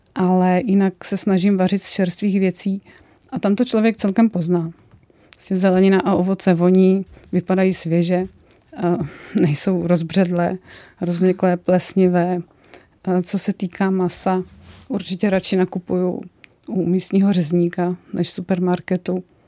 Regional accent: Vysočina Region, Czechia; Já opravdu pocházím z Vysočiny a Vysočina je bramborářský kraj

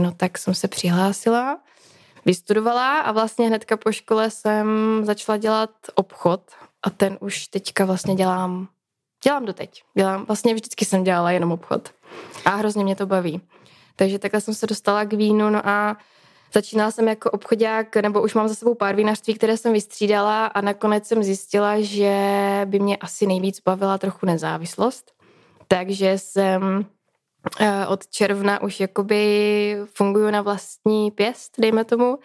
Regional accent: Třinec, Moravian-Silesian Region, Czechia; Já vlastně pocházím ze Severní Moravy, nebo teda ze Slezska, z Třince, z, průmyslové, z průmyslového regionu.

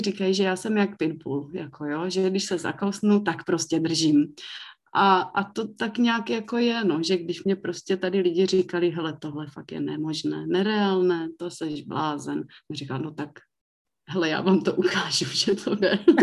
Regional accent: Mikulov, South Moravian Region, Czechia; já pocházím z Mikulova, takže tam jsem se k tomu naučila mít jiný přístup, že se u nás vždycky vyrábělo víno

